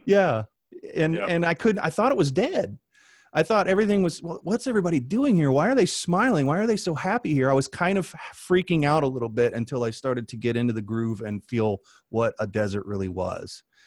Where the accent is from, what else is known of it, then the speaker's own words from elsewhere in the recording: Midwest, United States; moved away as an adult; also born or lived in Southwest / Albuquerque; I come from the Midwest and we never worry about water